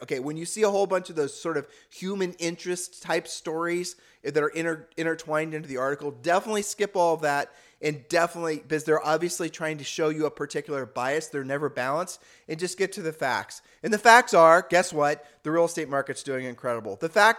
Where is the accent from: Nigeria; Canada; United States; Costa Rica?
United States; Ohio; people used to say that when we were growing up in Ohio.